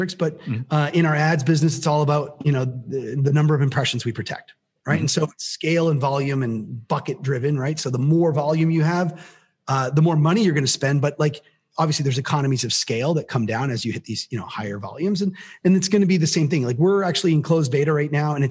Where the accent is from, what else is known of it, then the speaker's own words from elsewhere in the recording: Canada; I'm Canadian